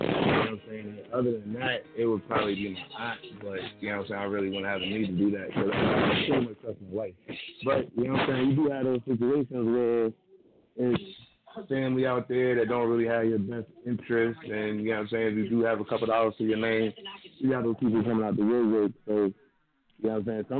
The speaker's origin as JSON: {"language": "English", "town": "Philadelphia", "region": "Pennsylvania", "country": "United States", "moved": "yes", "lives_now": "North Carolina, United States", "said": "I'm calling from North Carolina, but you know what I'm saying? Representing North Philly all day."}